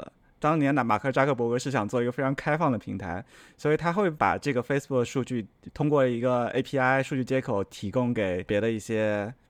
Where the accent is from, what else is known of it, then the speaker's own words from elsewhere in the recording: South China, China; 就就一下子就说到了，对我是个南方人。